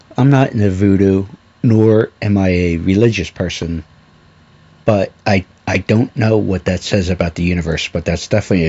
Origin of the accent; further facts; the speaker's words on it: Philadelphia, Pennsylvania, United States; I'm obviously familiar with him from growing up in the Philadelphia region